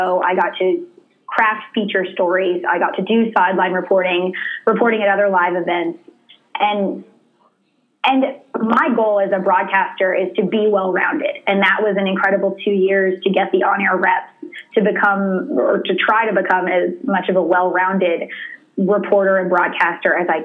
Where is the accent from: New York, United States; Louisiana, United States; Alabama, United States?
Louisiana, United States; Baton Rouge; growing up in Baton Rouge, Louisiana, I was so surrounded by it growing up around LSU